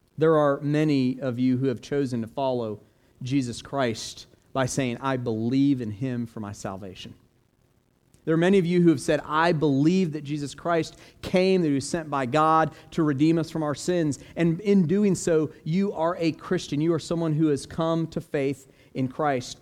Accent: Florida, United States; also born or lived in Orlando; growing up in Florida

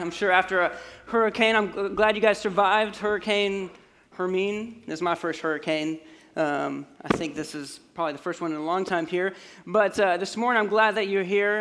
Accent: Colorado, United States; moved away; I grew up in Colorado

